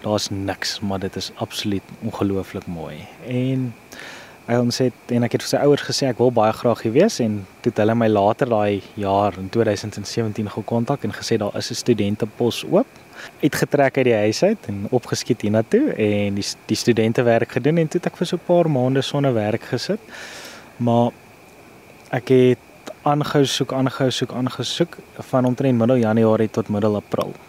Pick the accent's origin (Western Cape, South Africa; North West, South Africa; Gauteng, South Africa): Gauteng, South Africa; Pretoria; also born or lived in Kakamas, Northern Cape; now in Northern Cape, South Africa; ek kom oorspronklik van Pretoria af en ek is nou heidaglik hierso by Kamkerie in die Noord-Kaap